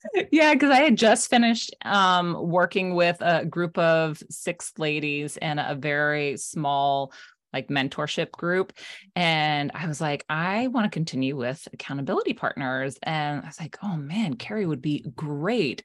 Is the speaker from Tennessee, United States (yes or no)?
no; South Florida, United States; now in Maine, United States; I live in Maine now. I'm originally from South Florida